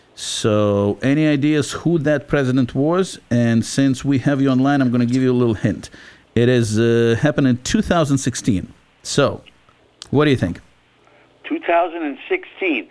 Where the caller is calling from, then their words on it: Haverstraw, New York, United States; I'm calling from Haverstraw, New York